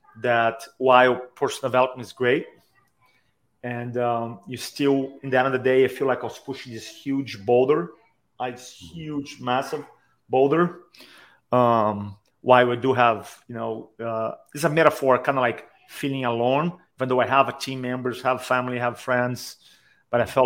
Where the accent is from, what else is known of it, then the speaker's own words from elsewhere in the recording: Brazil; moved away as an adult; also born or lived in San Diego, United States; now in Charleston, United States; So I grew up in Brazil, and then I moved to America when I was 25.